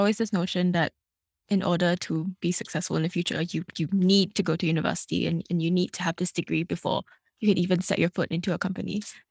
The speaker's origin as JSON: {"language": "English", "country": "Malaysia", "tie": "born or raised there", "said": "I'm from Malaysia"}